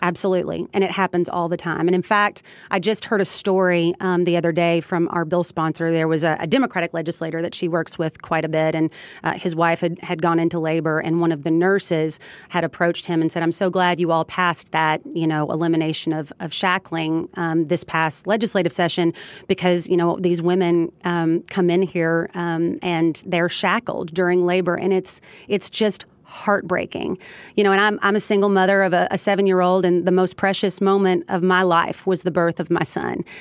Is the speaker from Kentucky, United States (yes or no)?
yes; Elizabethtown, Kentucky, United States; my hometown of Elizabethtown, Kentucky.